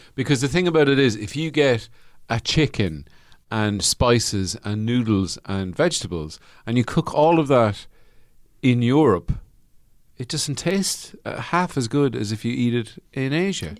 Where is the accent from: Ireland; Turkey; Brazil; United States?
Ireland; I'm Irish.